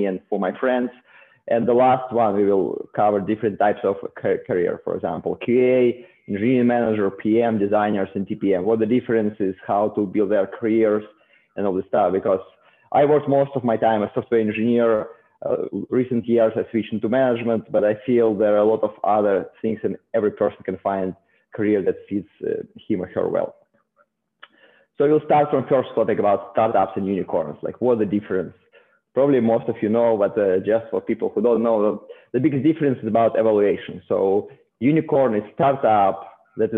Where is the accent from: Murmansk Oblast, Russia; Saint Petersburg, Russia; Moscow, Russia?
Saint Petersburg, Russia; moved away as an adult; also born or lived in South Korea; now in Silicon Valley, United States; originally I'm from Russia, from St. Petersburg